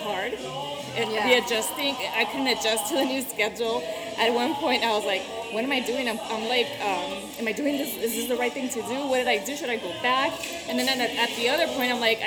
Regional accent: Mexico; moved away; I was born in Mexico

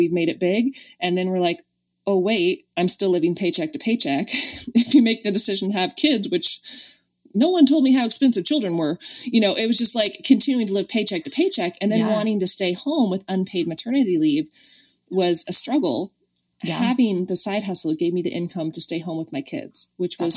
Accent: Medford, Oregon, United States; I was from Medford, and like probably no one else there was from Medford, Oregon.

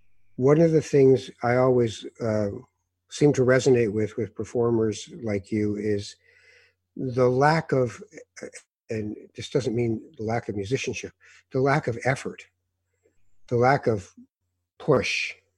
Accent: Morocco; We came from Morocco. We're killing ourselves here, and you're going to be a what?

